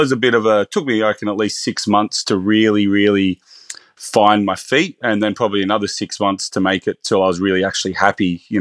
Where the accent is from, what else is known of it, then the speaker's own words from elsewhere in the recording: Bathurst, New South Wales, Australia; also born or lived in Sydney; now in Byron Bay, Australia; I'm actually originally from Bathurst, so my career started in um, smaller regional restaurants.